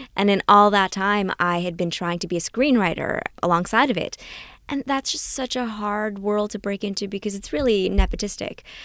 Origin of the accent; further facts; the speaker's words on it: Canada; also born or lived in Trinidad; when I came to Canada from Trinidad, I was six years old